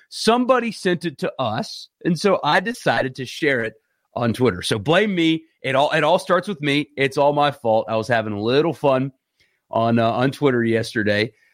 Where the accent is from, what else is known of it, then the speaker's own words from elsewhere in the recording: South Carolina, United States; where I grew up in South Carolina